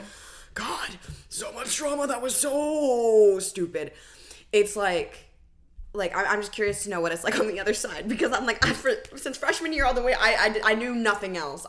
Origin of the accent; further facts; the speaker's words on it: California, United States; Can you tell we're from California?